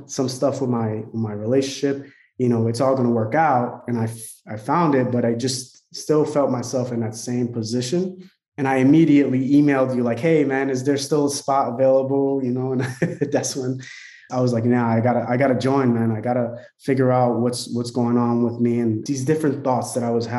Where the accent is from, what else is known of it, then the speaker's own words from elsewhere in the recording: Newark, New Jersey, United States; moved away as an adult; also born or lived in San Francisco, California; I'm originally from Newark, New Jersey